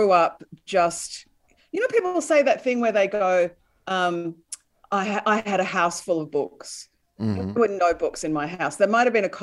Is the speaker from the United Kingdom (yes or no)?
no; Melbourne, Victoria, Australia; The suburbs of Melbourne, but my mum was a country girl